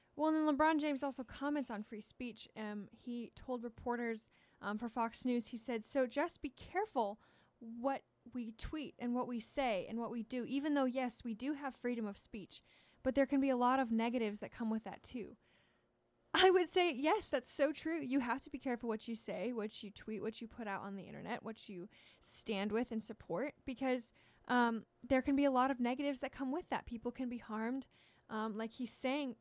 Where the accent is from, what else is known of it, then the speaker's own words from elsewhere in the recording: Washington, United States; I'm from Washington